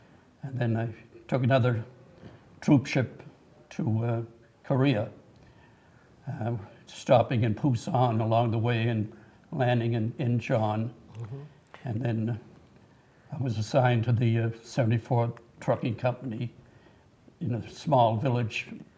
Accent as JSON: {"language": "English", "region": "Nova Scotia", "country": "Canada", "tie": "born or raised there", "moved": "as an adult", "said": "I grew up in Britain, Nova Scotia. My parents had been living in Boston, but during the Great Depression, they moved back in 1932 to a small farm that we had. So I grew up there."}